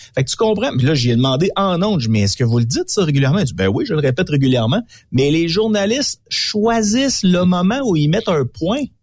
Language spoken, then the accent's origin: French; Quebec, Canada; chez nous, au Québec